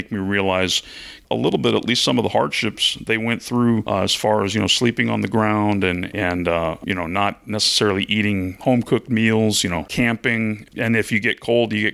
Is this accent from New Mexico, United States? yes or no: no; Seattle, Washington, United States; I was out on the West Coast because I'm from the Seattle area